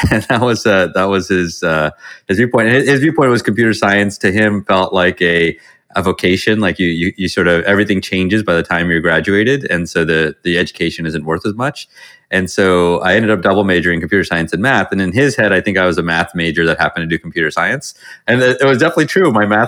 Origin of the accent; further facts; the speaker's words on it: Virginia, United States; I grew up mostly in Virginia, although we moved around a bit.